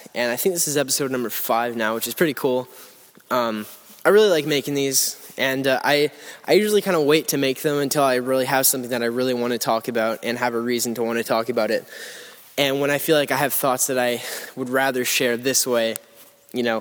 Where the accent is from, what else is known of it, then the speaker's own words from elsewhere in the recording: Lindsay, Ontario, Canada; Lindsay, Ontario, which is my hometown. I don't live there anymore. I live like a little ways away from there